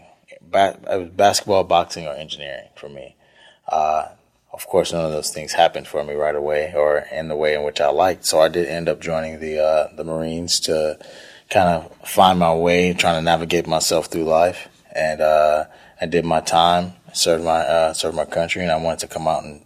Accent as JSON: {"language": "English", "town": "Houston", "region": "Texas", "country": "United States", "tie": "born or raised there", "said": "I grew up on the northeast side of Houston, Trinity Garden, Fifth Ward, Cashmere Gardens area, Acres Home, on the northeast side of town"}